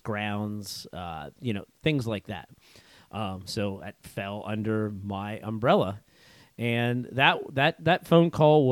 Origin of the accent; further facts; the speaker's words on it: Central Pennsylvania, United States; I was born and raised here in Central PA